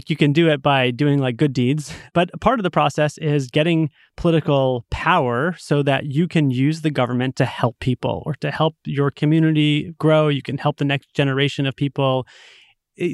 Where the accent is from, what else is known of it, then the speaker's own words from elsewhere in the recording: Massachusetts, United States; So, you know, take my home state of Massachusetts. We have a very popular Republican governor.